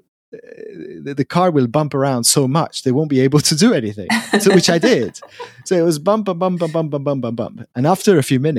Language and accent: English; Switzerland; coming from Switzerland